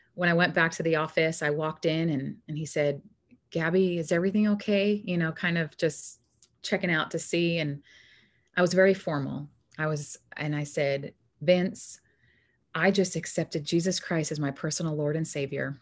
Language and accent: English; New York, United States; moved away as an adult; also born or lived in Arizona; I'm originally from New York and moved to Arizona when I was a young adult, about eighteen, nineteen